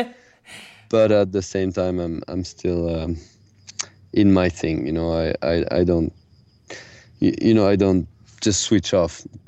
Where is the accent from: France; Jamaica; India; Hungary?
France; I grew up in the Pyrenees, which is a very small mountain, a kind of secondary mountain in France